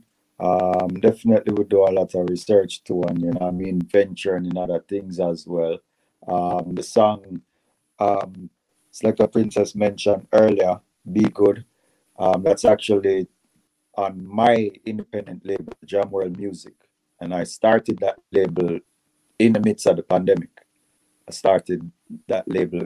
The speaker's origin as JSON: {"language": "English", "country": "Jamaica", "said": "we're Jamaican"}